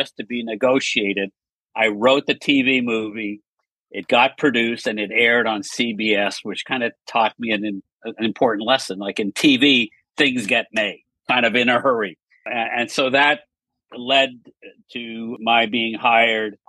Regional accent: Montreal, Quebec, Canada; I grew up in Montreal, Canada

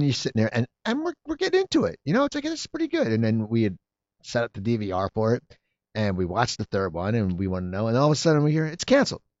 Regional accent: near Philadelphia, Pennsylvania, United States; now in Los Angeles, United States; I grew up near Philadelphia

